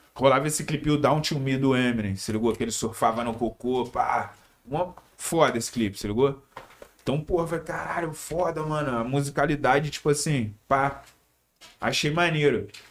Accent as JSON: {"language": "Portuguese", "town": "Teresópolis", "region": "Rio de Janeiro", "country": "Brazil", "tie": "born or raised there", "said": "Na favela de Teresópolis. É, Teresópolis, estado do Rio"}